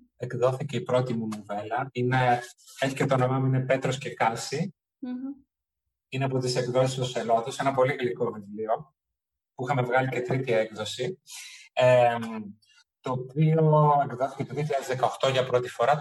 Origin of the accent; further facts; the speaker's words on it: Germany; moved away as an adult; also born or lived in Crete, Greece; now in Athens, Greece; Έζησα στη Γερμανία μέχρι τα 18 μου